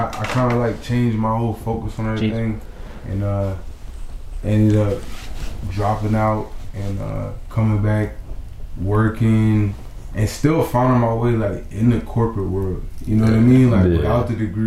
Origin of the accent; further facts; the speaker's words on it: Willingboro, New Jersey, United States; I moved to Willingboro when I was like 7